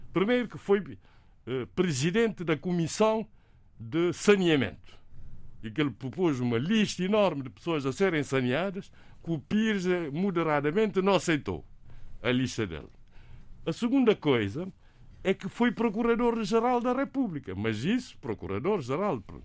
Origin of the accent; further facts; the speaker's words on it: Cape Verde; first language Cape Verdean Creole; Portuguese is a second language; a nossa língua materna seja chamada de crioulo, que se deve dizer língua cabo-verdiana